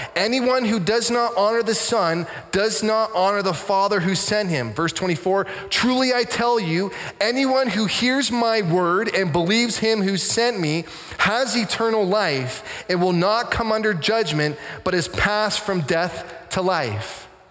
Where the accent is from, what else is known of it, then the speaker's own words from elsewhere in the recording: Canada; I'm a pastor. I'm from Canada